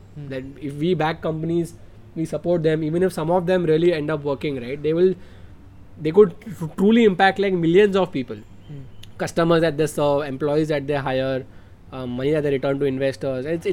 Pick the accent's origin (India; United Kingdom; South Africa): India; as a Indian